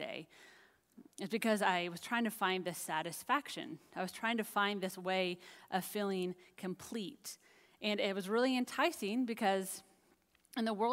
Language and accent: English; United States; also born or lived in Dallas, Texas; being an American, and especially here in Dallas